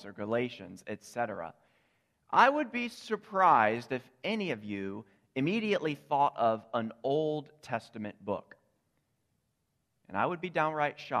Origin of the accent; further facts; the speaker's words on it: Charlottesville, Virginia, United States; moved away as an adult; also born or lived in Louisville, Kentucky / Richmond, Virginia; I'm originally from Virginia. My wife is from Northern Virginia. I'm from Charlottesville originally